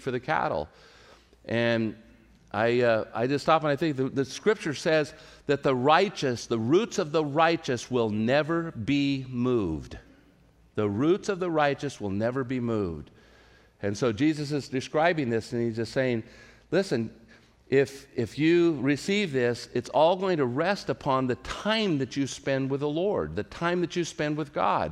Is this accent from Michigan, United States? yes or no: no; Central California, United States; moved away; where I grew up in Central California